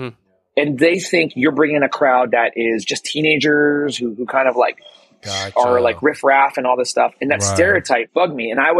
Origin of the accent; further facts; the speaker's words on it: Woodbridge, New Jersey, United States; also born or lived in Daly City, California / South San Francisco, California; now in San Francisco, United States; I grew up in New Jersey, right? Mm. And around my neighborhood, it was Woodbridge is where I'm from. Okay. So it was Jewish and Italian and maybe Eastern European, like Hungarians.